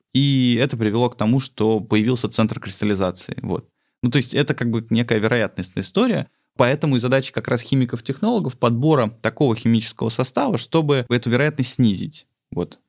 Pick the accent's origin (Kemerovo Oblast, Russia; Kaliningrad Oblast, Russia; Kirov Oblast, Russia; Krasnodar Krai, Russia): Krasnodar Krai, Russia; Sochi; moved away; also born or lived in Tbilisi, Georgia; я родился в Тбилиси, а э, частично вырос в Сочи